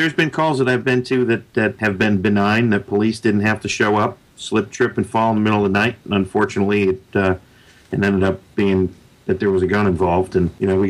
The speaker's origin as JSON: {"language": "English", "town": "Chicago", "region": "Illinois", "country": "United States", "tie": "born or raised there", "also_born_or_lived": "Connecticut / New Hampshire", "moved": "yes", "said": "I grew up in Chicago, moved to Connecticut."}